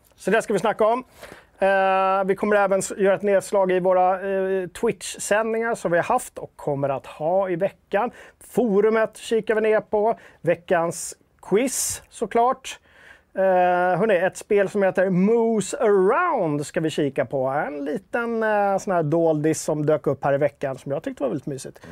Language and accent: Swedish; Stockholm, Stockholm County, Sweden; Jag är typisk stockholmare